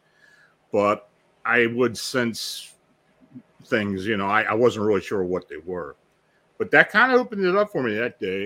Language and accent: English; South Central Pennsylvania, United States; I was born and raised in South Central Pennsylvania, very near the Gettysburg Battlefield.